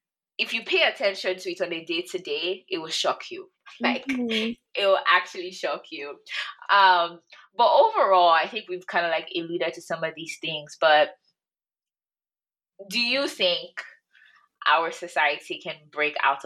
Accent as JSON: {"language": "English", "country": "Nigeria", "said": "as a Nigerian girl"}